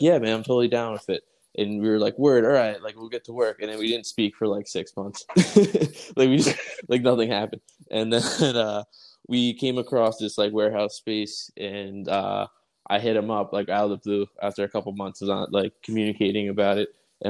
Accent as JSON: {"language": "English", "area": "Long Island", "region": "New York", "country": "United States", "said": "being from like Long Island"}